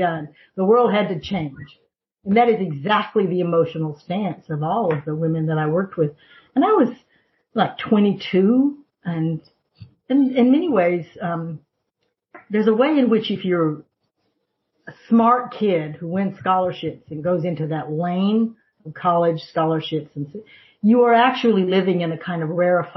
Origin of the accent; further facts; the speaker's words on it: the South, United States; I grew up in the South